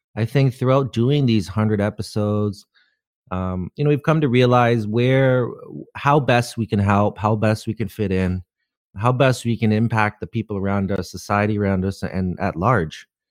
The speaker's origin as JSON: {"language": "English", "country": "Canada", "said": "being Canadian"}